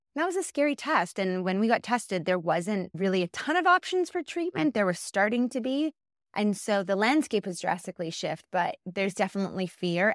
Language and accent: English; just outside of Winnipeg, Manitoba, Canada; moved away as an adult; now in Calgary, Canada; I was born and raised just outside of Winnipeg